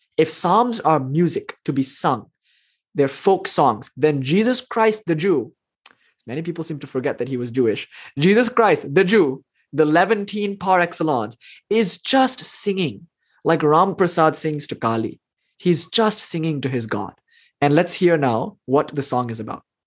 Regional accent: India; I'm Indian, so that's in me

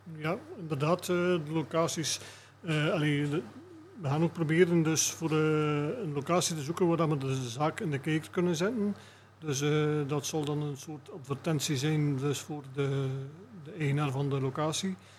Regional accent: Moorsele, Flanders, Belgium; we zijn alle drie afkomstig uit Moorsielen

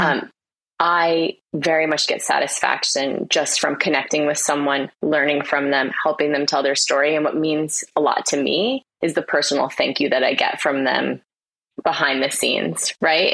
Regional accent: United States; moved away as an adult; now in Australia; I'm American.

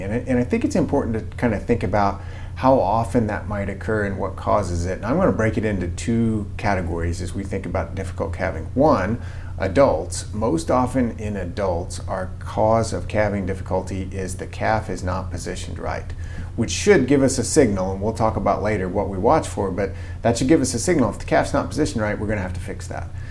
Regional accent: Missouri, United States; moved away as an adult; also born or lived in Mississippi; now in Kansas, United States; I actually grew up in Missouri around cattle

